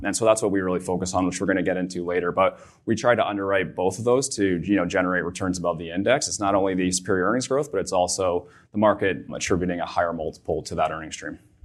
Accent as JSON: {"language": "English", "town": "Barrie", "region": "Ontario", "country": "Canada", "also_born_or_lived": "Vancouver, British Columbia", "said": "I'm from Barrie, Ontario, so an hour north of here."}